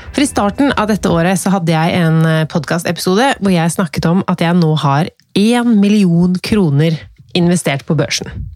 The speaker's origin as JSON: {"language": "Norwegian", "country": "Norway", "tie": "born or raised there", "said": "Jeg er født i Norge"}